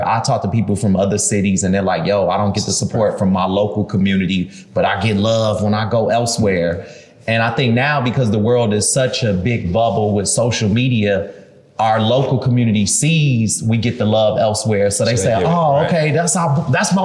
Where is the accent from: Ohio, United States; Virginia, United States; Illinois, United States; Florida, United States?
Illinois, United States; Chicago; I'm from Chicago